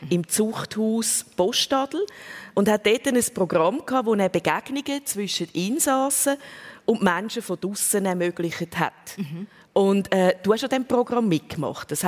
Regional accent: Zug, Switzerland; born or raised there

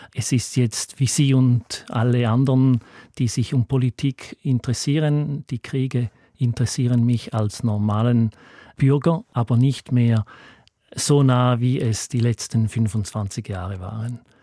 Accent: Appenzell, Switzerland; moved away as an adult; bin im Appenzeller Land aufgewachsen und mit 30 Jahren ausgewandert

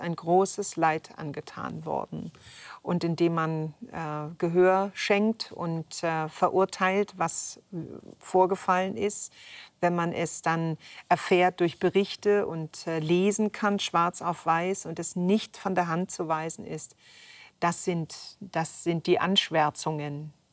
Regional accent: Upper Franconia, Bavaria, Germany; als Kind aufgewachsen da auf dem Land in Oberfranken

